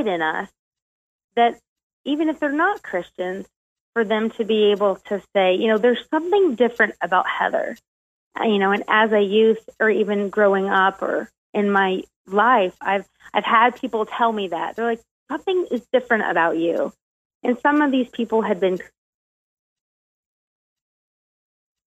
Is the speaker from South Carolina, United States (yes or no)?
yes; South Carolina, United States; also born or lived in Ohio / Florida / Kentucky; around the age of 4th grade, we kind of settled down in South Carolina, and that's pretty much where I grew up in most of my childhood.